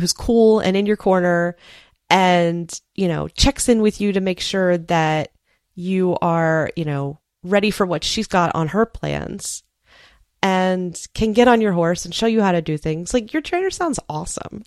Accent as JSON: {"language": "English", "area": "Space Coast", "region": "Florida", "country": "United States", "tie": "born or raised there", "also_born_or_lived": "Maryland", "said": "the county where I grew up over on the Space Coast"}